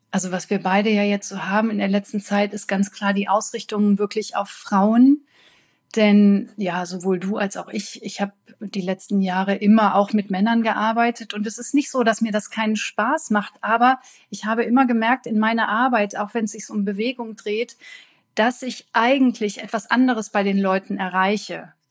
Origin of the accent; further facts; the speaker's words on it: North Rhine-Westphalia, Germany; Ich komme hier aus Deutschland, aus Nordrhein-Westfalen, aus der Nähe von Düsseldorf